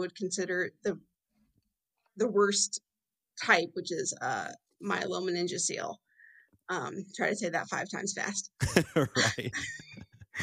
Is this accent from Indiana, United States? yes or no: yes; Fort Wayne, Indiana, United States; I'm in Fort Wayne, Indiana, good old Midwest girl, born and raised, been here my whole life